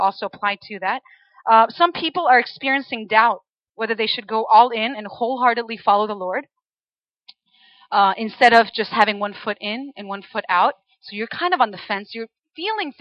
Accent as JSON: {"language": "English", "country": "Chile", "tie": "born or raised there", "moved": "as an adult", "lives_now": "United States", "said": "I am actually originally from Chile. So I was born and raised in Chile until I was about 18 years old, and then I went to college in the States"}